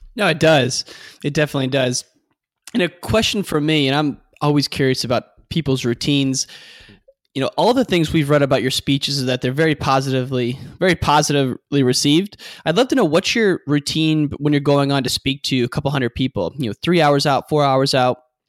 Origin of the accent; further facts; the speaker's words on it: about three miles from Iowa, Midwest, United States; I grew up about three miles from Iowa.